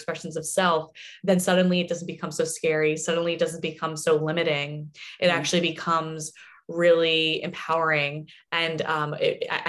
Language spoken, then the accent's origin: English; New Jersey, United States; moved away as an adult; now in Santa Monica, United States; born and raised in New Jersey